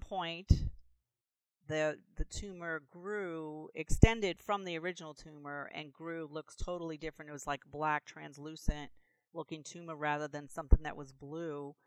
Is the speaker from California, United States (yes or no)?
no; New Orleans, Louisiana, United States; now in Vicksburg, United States; I am from Vicksburg, Mississippi, which is close to Jackson, originally from New Orleans